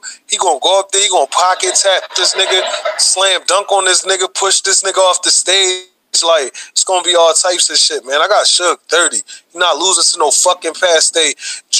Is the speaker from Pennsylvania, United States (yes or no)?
yes; Philadelphia, Pennsylvania, United States; I'm from Deuce Cuatro, man. 2-4 North Philly